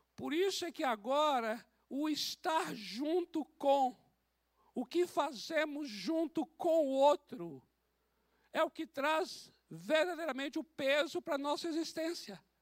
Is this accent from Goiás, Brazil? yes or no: no; Bahia, Brazil; moved away; Lá na Bahia, de onde eu vim, nós tínhamos a despensa